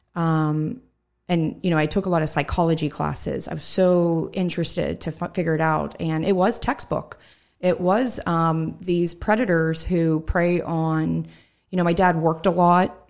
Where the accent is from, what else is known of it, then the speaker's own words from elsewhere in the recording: Hempfield Township, Pennsylvania, United States; I grew up in Hemphill Township